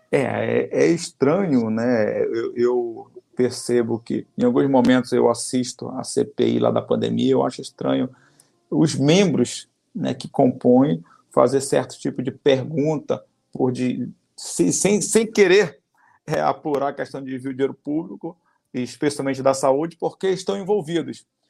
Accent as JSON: {"language": "Portuguese", "region": "Amazonas", "country": "Brazil", "said": "nosso Estado do Amazonas"}